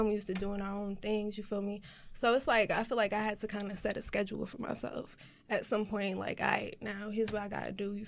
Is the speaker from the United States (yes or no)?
yes; New Jersey, United States; I'm an artist from Jersey